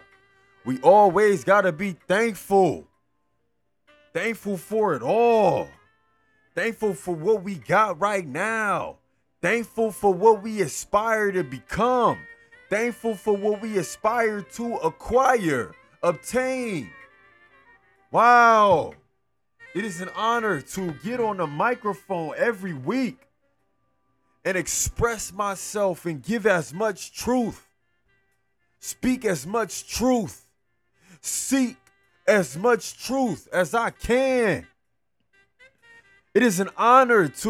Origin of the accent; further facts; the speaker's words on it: Los Angeles, California, United States; … was murdered in my hometown.